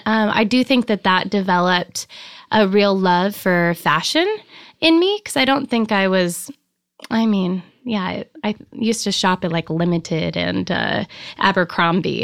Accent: Sparks, Nevada, United States; moved away as an adult; also born or lived in Reno, Nevada / Florence, Italy / San Diego, California / Laguna Beach, California; now in Big Sur, United States; I grew up, um, in a little town called Sparks, Nevada

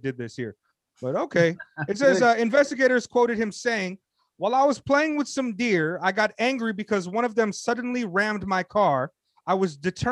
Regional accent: California, United States; also born or lived in Hawaii; I'm too West Coast or whatever, growing up in California and Hawaii

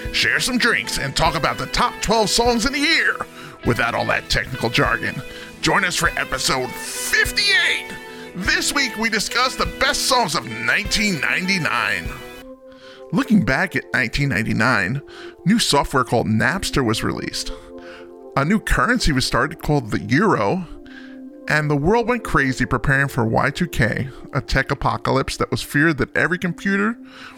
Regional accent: New Jersey, United States; I'm from Jersey, so The Sopranos was a really big thing.

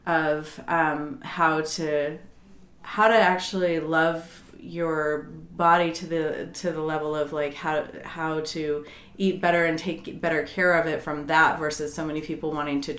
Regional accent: Colorado, United States; moved away as an adult; also born or lived in Virginia; I grew up in Colorado

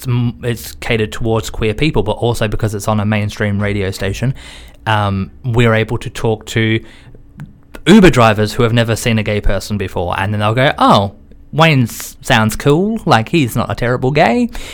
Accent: Australia; now in London, United Kingdom; so for me, being an Australian

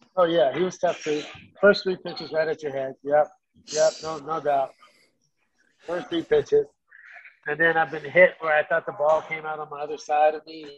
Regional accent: Sacramento, California, United States; Sacramento, my hometown

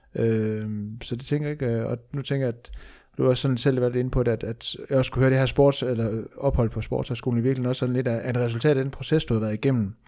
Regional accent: Aalborg, North Denmark Region, Denmark; jeg er endda fra Aalborg

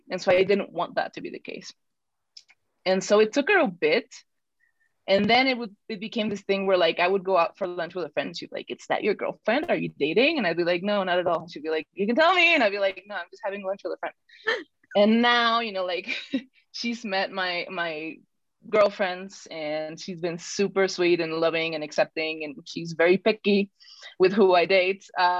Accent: Mexico City, Mexico; born there; So I'm the black sheep of the family because I was born in Mexico City. I don't know if I sound like I'm from Mexico City anymore, but I sound like I'm definitely not from northern Mexico.

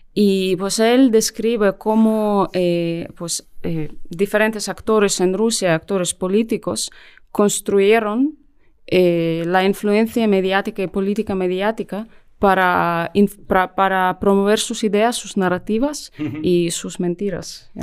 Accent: Ukraine; Spanish is a second language; moved away as an adult; also born or lived in London; yo trabajaba como periodista en Ucrania eh, más de 10 años y luego eh, me mudé a Londres

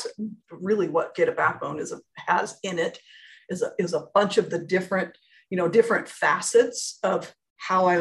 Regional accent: Portland, Oregon, United States; moved away as an adult; also born or lived in Phoenix; my hometown. I grew up here

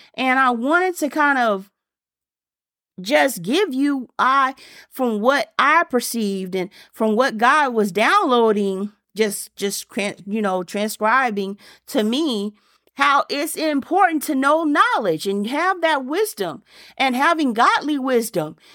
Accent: Germany; moved away; I was growing up in Germany.

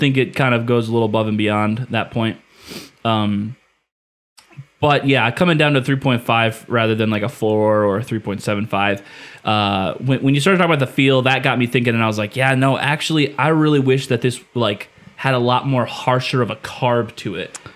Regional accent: Indiana, United States; moved away; I'm from Indiana

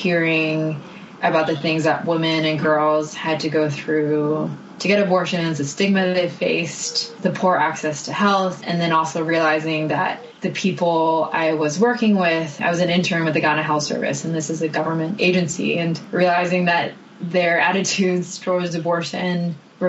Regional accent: Hong Kong; moved away as an adult; also born or lived in Canada / Taiwan / United States; I grew up in Hong Kong. There was a 2-year stint in Taiwan as well

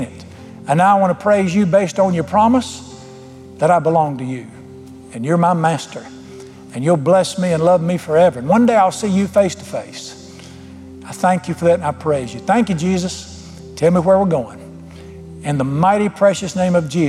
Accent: United States; being an American

